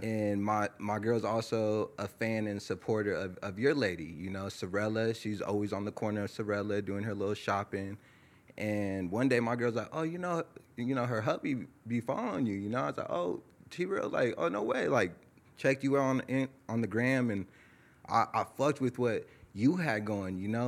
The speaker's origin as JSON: {"language": "English", "town": "Tehachapi", "region": "California", "country": "United States", "tie": "born or raised there", "also_born_or_lived": "Lancaster, California", "said": "I was born in Lancaster, California. I grew up in a small town called Tehachapi, California"}